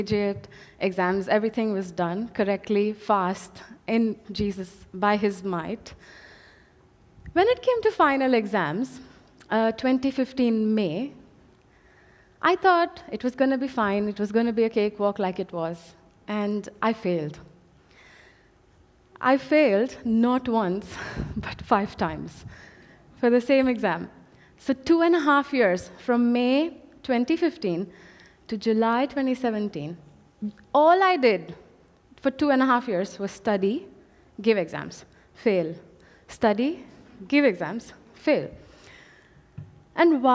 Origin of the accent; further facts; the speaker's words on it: India; moved away as an adult; I come from India, 24 years of my life, I've stayed with my parents, I've studied there, I've worked there.